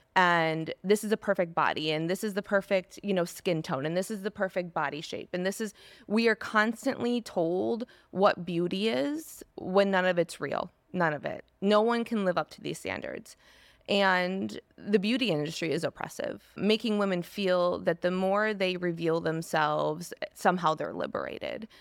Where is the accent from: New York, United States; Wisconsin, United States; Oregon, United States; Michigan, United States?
Michigan, United States; East Lansing; I grew up in East Lansing, Michigan, suburban area